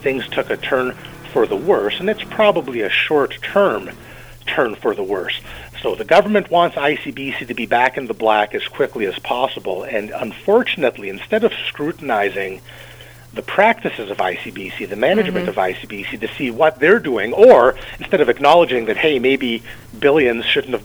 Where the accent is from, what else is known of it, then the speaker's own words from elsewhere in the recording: British Columbia, Canada; me as a British Columbian